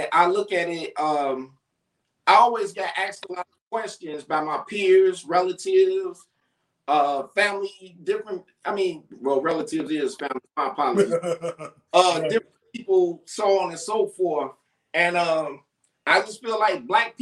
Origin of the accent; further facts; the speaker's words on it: Chicago, Illinois, United States; I'm from Chicago, Illinois